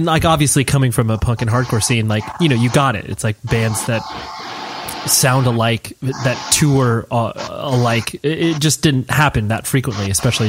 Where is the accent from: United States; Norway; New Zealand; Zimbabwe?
United States; California; at the PCH Club in Wilmington, California, because I'm from Southern California.